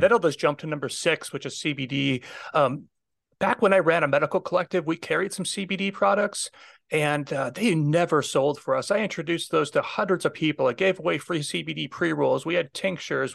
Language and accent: English; Minnesota, United States; moved away; I'm originally from Minnesota, so I have a lot of friends still back there